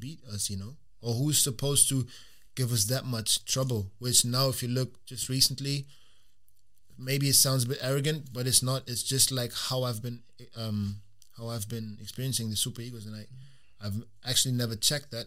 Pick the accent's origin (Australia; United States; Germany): Germany; now in Glasgow, United Kingdom; I grew up in Germany.